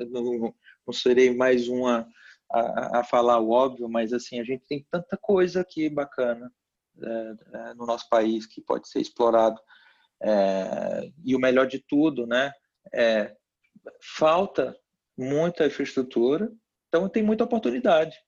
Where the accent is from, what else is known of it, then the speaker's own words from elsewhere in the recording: Piauí, Brazil; no meu estado natal, no Piauí